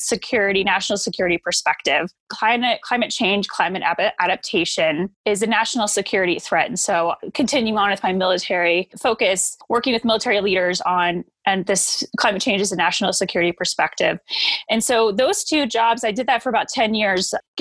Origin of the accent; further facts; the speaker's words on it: the South, United States; also born or lived in Georgia / Florida; I grew up in the South. So I grew up in Georgia and Florida.